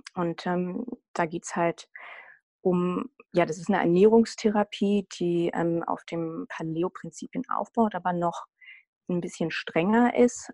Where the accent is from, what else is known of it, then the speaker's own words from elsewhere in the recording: Berlin, Germany; ich komme aus Berlin und lebe in Berlin